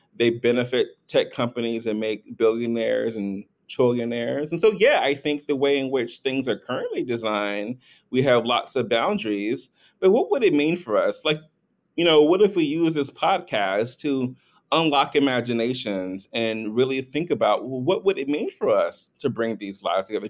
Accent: North Carolina, United States; I'm from North Carolina, I'm a gay black man, and, and grew up in an environment

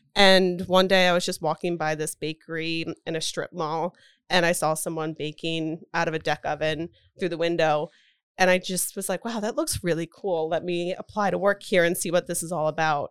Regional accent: Doylestown, Pennsylvania, United States; moved away; I grew up in Doylestown.

